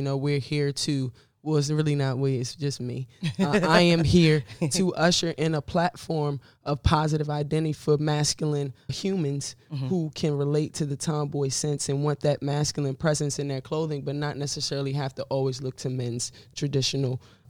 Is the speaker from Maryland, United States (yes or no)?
yes; Largo, Maryland, United States; I was born and raised in Maryland, right outside of D.C., PG County, Largo. Is where I grew up, Kettering. You know, if you're from there, you'll know that. Yeah, I'm very proud to be from Maryland. I love just the richness of the African-American community and the culture.